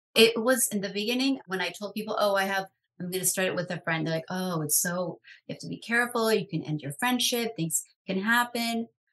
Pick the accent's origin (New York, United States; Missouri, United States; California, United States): New York, United States; New York City; I grew up in New York City